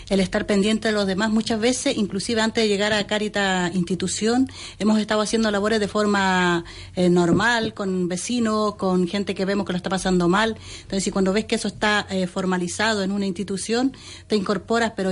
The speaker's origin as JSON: {"language": "Spanish", "country": "Chile", "moved": "as an adult", "lives_now": "Spain"}